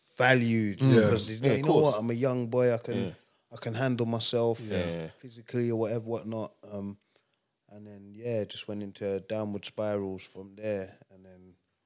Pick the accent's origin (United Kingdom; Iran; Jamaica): United Kingdom; London; all parts of Islington and like surrounding boroughs. But Highbury, Newton Green, Islington, to be precise, where I grew up.